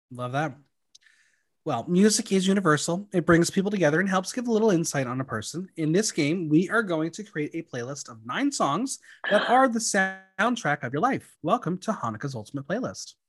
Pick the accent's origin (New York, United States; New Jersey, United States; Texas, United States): New York, United States; New York area, United States; I'm from the New York area